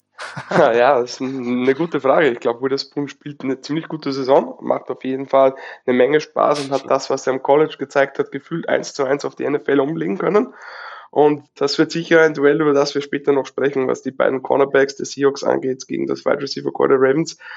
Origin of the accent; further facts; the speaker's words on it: Upper Austria, Austria; Ich Bin aus Oberösterreich, wohne aber nicht weit weg von Salzburg